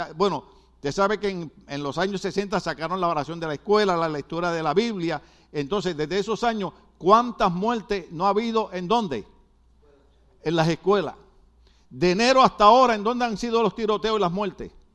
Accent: Guadalajara, Jalisco, Mexico; Yo soy de Guadalajara.

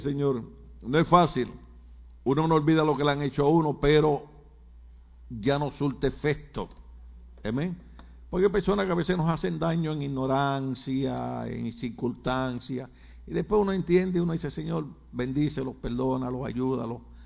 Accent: Puerto Rico; moved away; en Puerto Rico usamos expresiones malas, hablamos mal, aunque ustedes hablan más malo que nosotros

